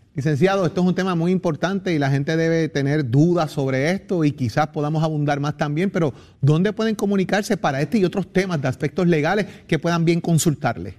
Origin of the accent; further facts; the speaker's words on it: San Juan, Puerto Rico; del barrio de allá de Sabanayana, donde yo me crié en Capetillo